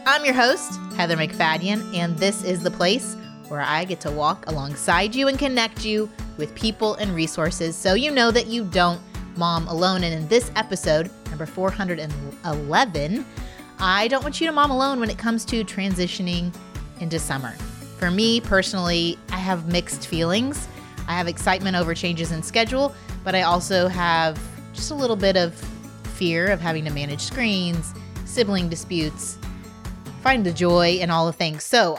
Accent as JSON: {"language": "English", "region": "Indiana", "country": "United States", "moved": "yes", "lives_now": "Texas, United States", "said": "I'm from Indiana"}